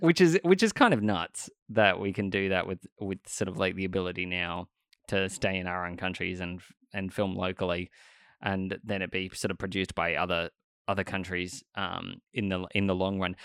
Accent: Australia; I grew up in Australia my entire life

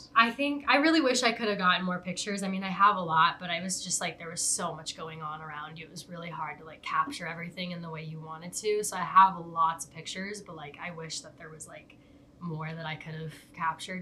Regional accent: Tucson, Arizona, United States; also born or lived in Upper Peninsula, Michigan; I was born in Upper Michigan, but um, and most of my family's from there, but most of my time has has been spent in Tucson. Um, I moved here when I was three, almost four years old.

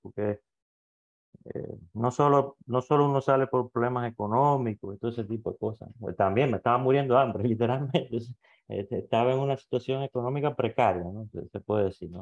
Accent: Cuba; moved away as an adult; also born or lived in Greece / Quito, Ecuador; now in Ecuador; soy cubano

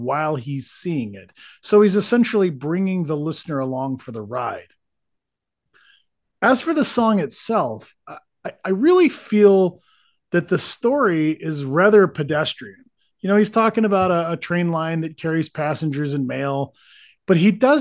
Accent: Texas, United States; moved away as an adult; now in Wisconsin, United States; when I was growing up in Texas

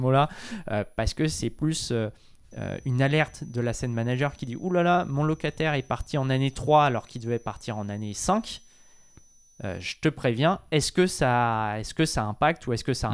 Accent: France; suis français, je connais le marché français

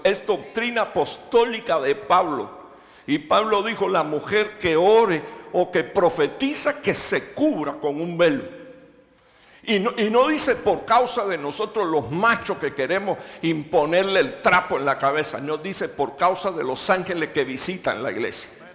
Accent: Cuba; moved away as an adult; now in Dallas, United States; yo soy de la primera iglesia Metecostal de Cuba, ahí fue donde yo nací, me crié.

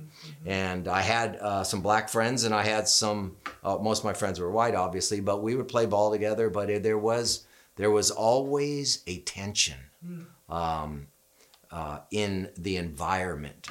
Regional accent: Santa Ana, California, United States; I grew up in Santa Ana also, only about a mile from where Daniel grew up

